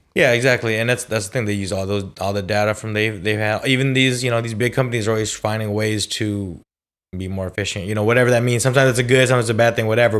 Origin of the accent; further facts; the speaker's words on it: California, United States; I'm also from California